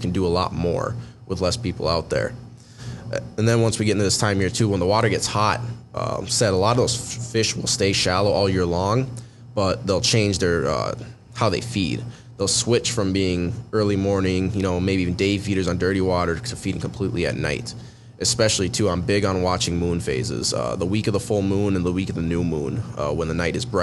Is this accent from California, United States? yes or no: no; Lake Park, Detroit Lakes area, Minnesota, United States; I grew up fishing over near Lake Park of Minnesota, Detroit Lakes area, Ottawa counties, fished a lot of those lakes